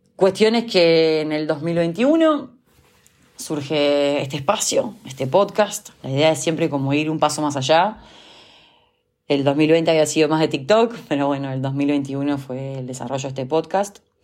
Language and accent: Spanish; Uruguay; also born or lived in Montevideo, Uruguay / Germany; yo soy uruguaya, vivo en la ciudad de Montevideo.